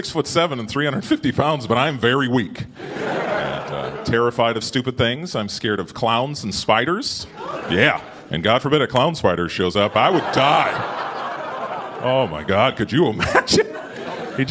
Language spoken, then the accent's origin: English; Minnesota, United States; moved away; I'm from Minnesota